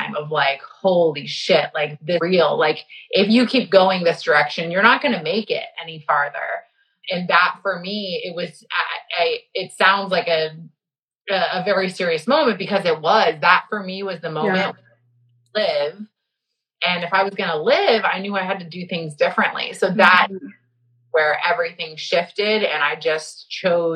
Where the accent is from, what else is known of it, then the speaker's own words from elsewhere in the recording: Texas, United States; now in Florida, United States; born and raised in Texas and now in Florida